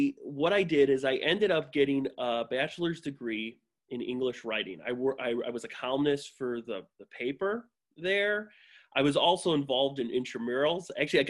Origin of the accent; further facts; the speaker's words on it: Calumet City, Illinois, United States; I grew up just south of the city in Calumet City.